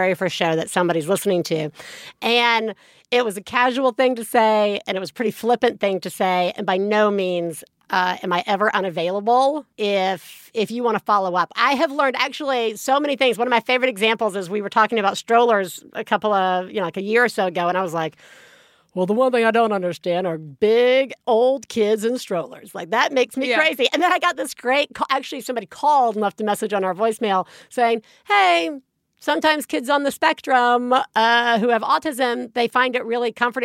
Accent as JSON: {"language": "English", "region": "Alabama", "country": "United States", "tie": "born or raised there", "said": "I grew up in Alabama, and my parents were very supportive of us."}